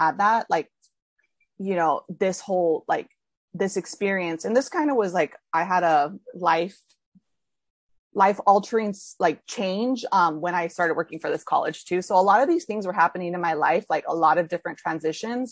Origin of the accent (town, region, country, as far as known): California, United States; moved away as an adult; now in New York City, United States